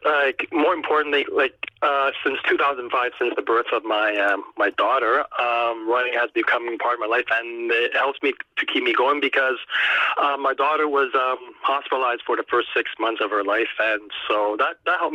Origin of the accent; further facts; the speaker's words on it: Montreal, Quebec, Canada; here in Montreal. I'm from Montreal